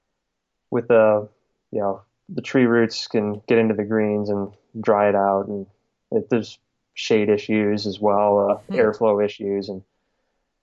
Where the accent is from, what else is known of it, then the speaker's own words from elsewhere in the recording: Southeast Michigan, United States; moved away; where I grew up in the Midwest and Southeast Michigan